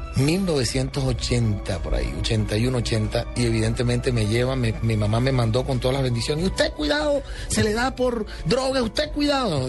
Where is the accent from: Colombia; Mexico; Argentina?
Colombia; soy el primer colombiano en la historia